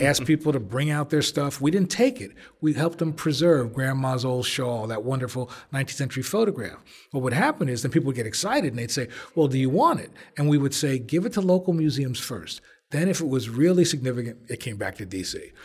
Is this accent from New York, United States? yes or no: no; Belleville, New Jersey, United States; born or raised there; also born or lived in Newark, New Jersey